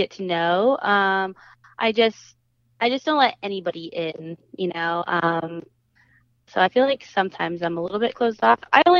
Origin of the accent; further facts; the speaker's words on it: Washington, United States; now in Los Angeles, United States; I'm originally from Washington State.